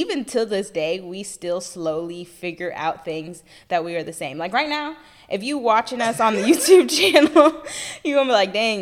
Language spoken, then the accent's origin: English; Fort Worth, Texas, United States; now in Dallas, United States; I grew up all my life in Fort Worth, Texas, but now I live here in Dallas